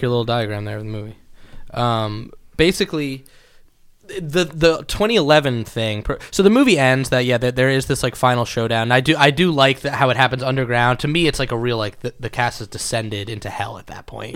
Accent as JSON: {"language": "English", "region": "Connecticut", "country": "United States", "tie": "born or raised there", "said": "I lived on a log cabin on top of a mountain, like, is where I grew up in Connecticut."}